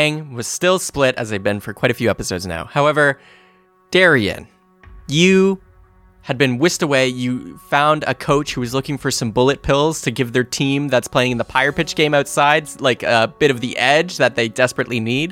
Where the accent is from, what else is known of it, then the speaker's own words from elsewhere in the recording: Canada; we're from Canada